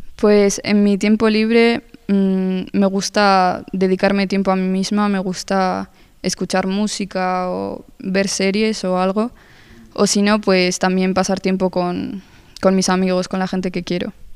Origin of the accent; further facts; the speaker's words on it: Spain; yo nací aquí en España, llevo toda la vida aquí, pero mis orígenes son colombianos, toda mi familia es colombiana